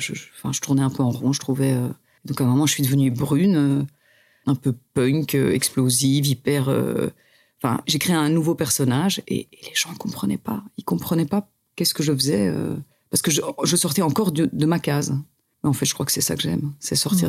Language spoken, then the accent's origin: French; Louvain-la-Neuve, Wallonia, Belgium; born or raised there; now in Brussels, Belgium